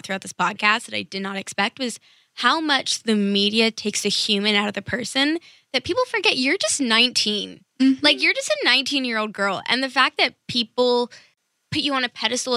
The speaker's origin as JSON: {"language": "English", "town": "New York City", "region": "New York", "country": "United States", "moved": "as an adult", "lives_now": "California, United States", "said": "I'm from New York City"}